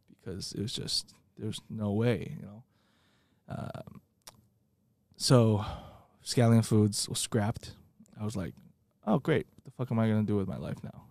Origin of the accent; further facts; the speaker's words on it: Taiwan; moved away as an adult; now in United States; growing up in Taiwan